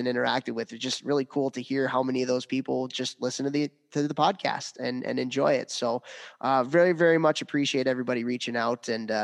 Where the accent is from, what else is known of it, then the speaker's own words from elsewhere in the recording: Chicago, Illinois, United States; moved away; I grew up in Chicago. All my family is out here